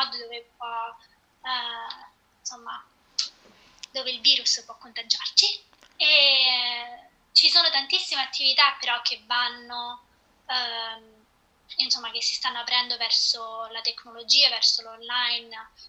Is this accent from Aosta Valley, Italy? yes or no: no; Rome, Lazio, Italy; now in Boston, United States; sono di Roma, però eh, almeno da tre anni e qualcosa che abito a Boston.